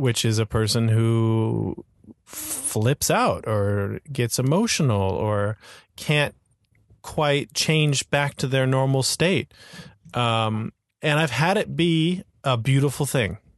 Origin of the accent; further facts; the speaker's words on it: Florida, United States; now in Hong Kong; I grew up in Florida.